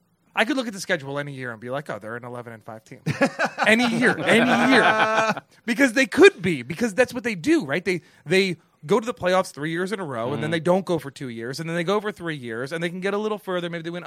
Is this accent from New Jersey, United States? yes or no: yes; Spotswood, New Jersey, United States; I'm from New Jersey. I'm from Spotswood, New Jersey, near New Brunswick, New Jersey, where the Rutgers Scarlet Knights exist.